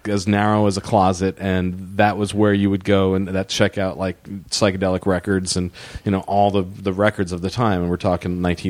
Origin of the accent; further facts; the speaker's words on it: San Diego, California, United States; also born or lived in Long Island, New York; now in Alpine, United States; Well, I was born in Long Island. Oh, wow. 1961, and then 1970, my family moved to San Diego